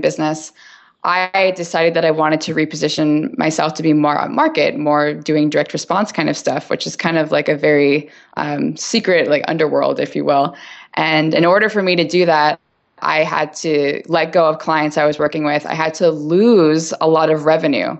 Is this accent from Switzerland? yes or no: no; New York, United States; also born or lived in Chicago / Los Angeles; now in San Francisco, United States; I'm from New York and I've lived in Chicago, I lived